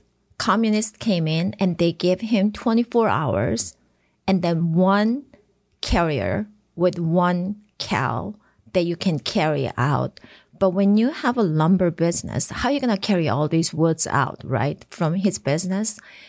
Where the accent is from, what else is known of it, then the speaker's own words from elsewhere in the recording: Japan; moved away as an adult; also born or lived in South Korea; now in United States; And I was born in Korea, and I was raised in Japan because my father's first post was in Japan, was a reason.